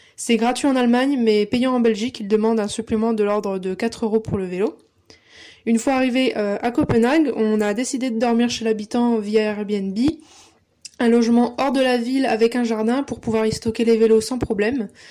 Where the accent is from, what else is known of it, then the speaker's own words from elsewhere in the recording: Lille, Hauts-de-France, France; j'ai 23 ans, je suis lilloise